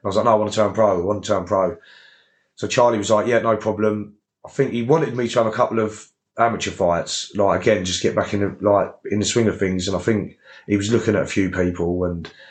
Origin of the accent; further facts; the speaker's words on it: Gillingham, South East England, United Kingdom; I'm from Gillingham